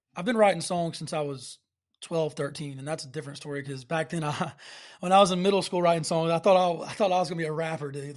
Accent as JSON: {"language": "English", "town": "Alabaster", "region": "Alabama", "country": "United States", "said": "I'm originally from Alabaster, Alabama"}